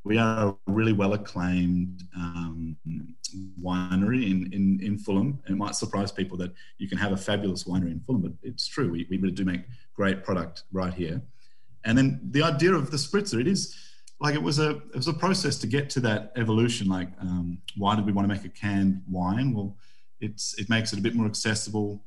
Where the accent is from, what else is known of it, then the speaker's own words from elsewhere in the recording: Australia; now in United Kingdom; I'm Aussie